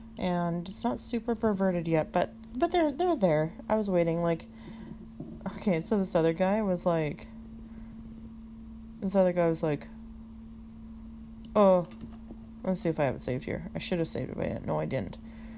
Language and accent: English; Western Canada, Canada; I just said I was from West Canada, the west side of Canada.